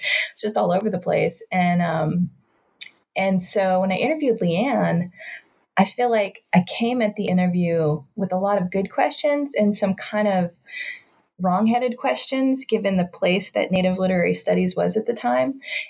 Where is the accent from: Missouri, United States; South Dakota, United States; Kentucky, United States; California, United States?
Kentucky, United States; Growing up in Kentucky, I talk about this in my book, it's ridiculous.